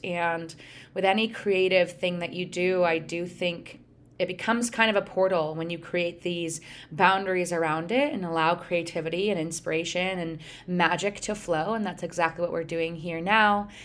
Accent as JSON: {"language": "English", "region": "Pennsylvania", "country": "United States", "tie": "born or raised there", "also_born_or_lived": "Connecticut", "moved": "yes", "lives_now": "Michigan, United States", "said": "I grew up in Pennsylvania"}